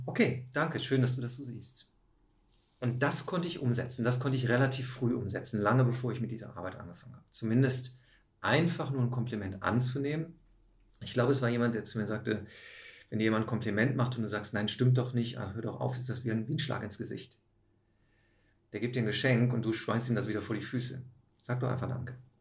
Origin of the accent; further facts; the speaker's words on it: Aachen, North Rhine-Westphalia, Germany; moved away; habe einen Käfig voller Narren gespielt in meiner Heimatstadt